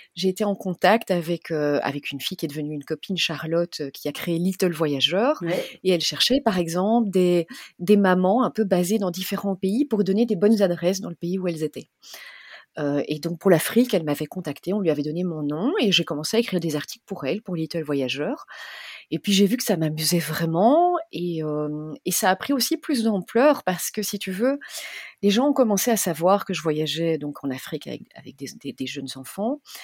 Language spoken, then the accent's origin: French; Belgium; moved away as an adult; also born or lived in South Africa; j'ai 43 ans, je suis belge